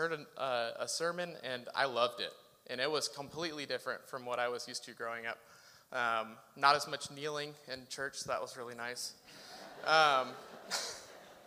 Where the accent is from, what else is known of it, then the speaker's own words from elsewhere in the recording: Salem, Oregon, United States; I grew up here in Northeast Salem.